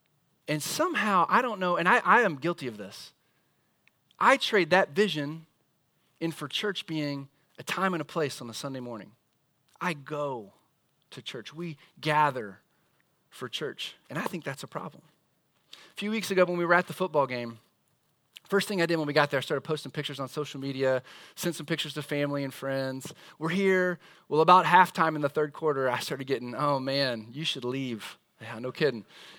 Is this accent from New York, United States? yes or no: no; Indiana, United States; I mean, we came from Southern Indiana and we knew that IKEA and Fishers was a big deal.